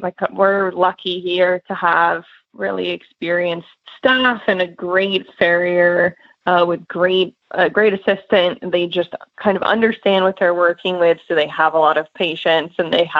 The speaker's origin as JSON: {"language": "English", "region": "Northeast", "country": "United States", "tie": "born or raised there", "moved": "yes", "lives_now": "Lexington, United States", "said": "I grew up in the Northeast"}